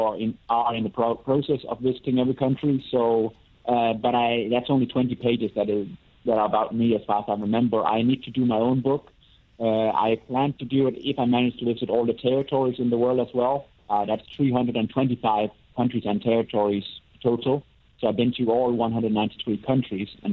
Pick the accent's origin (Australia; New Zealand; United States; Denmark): Denmark; moved away; I get back to Denmark once in a while.